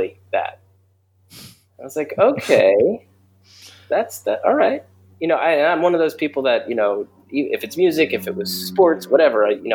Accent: New Jersey, United States; We're both from New Jersey

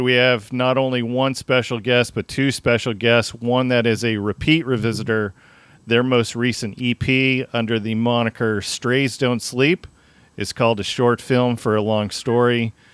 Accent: Tacoma, Washington, United States; Wayne and I grew up in Tacoma

